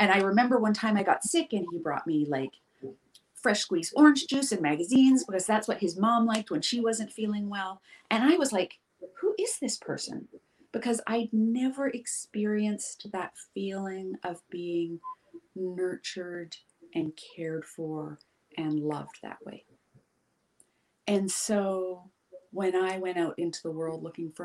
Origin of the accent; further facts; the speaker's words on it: Vancouver Island, Pacific Northwest, British Columbia, Canada; I grew up in this town. I moved back to my hometown after traveling the world for a number of years